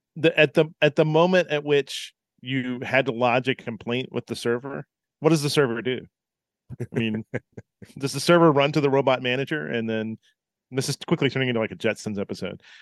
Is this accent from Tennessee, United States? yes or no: yes; Tennessee, United States; I grew up in Tennessee